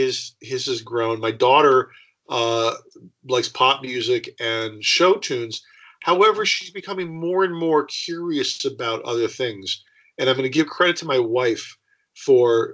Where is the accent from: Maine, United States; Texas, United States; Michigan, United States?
Michigan, United States; Detroit; I grew up in Detroit